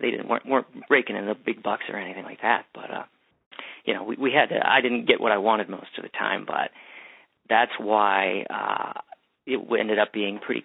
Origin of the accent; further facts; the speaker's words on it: Bethel Park, Pennsylvania, United States; I grew up in the suburbs outside of Pittsburgh.